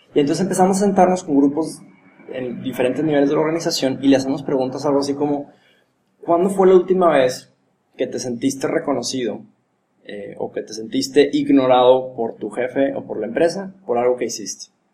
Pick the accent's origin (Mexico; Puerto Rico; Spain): Mexico; Monterrey, Nuevo León; cómo somos los regios